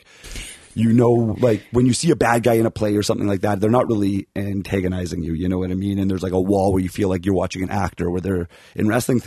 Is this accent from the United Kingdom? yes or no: no; Calgary, Alberta, Canada; moved away; I'm from Calgary originally.